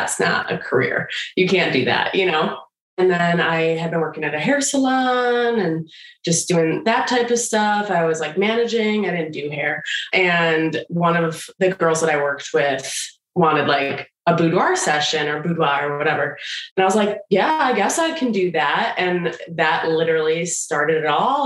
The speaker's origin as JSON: {"language": "English", "region": "Michigan", "country": "United States", "said": "we're both from Michigan"}